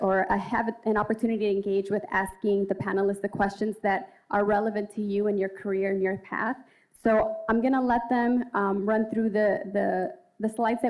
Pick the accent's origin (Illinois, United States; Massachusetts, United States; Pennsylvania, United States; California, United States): Illinois, United States; Chicago; I'm a Chicago native